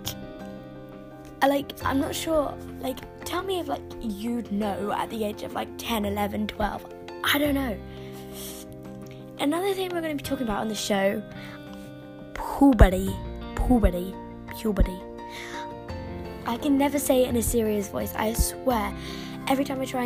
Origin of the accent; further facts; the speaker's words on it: London, United Kingdom; I'm 11 years old, I'm from London, I'm in year six